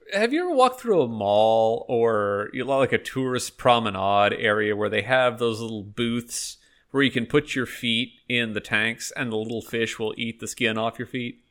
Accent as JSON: {"language": "English", "region": "Texas", "country": "United States", "said": "I am from Texas"}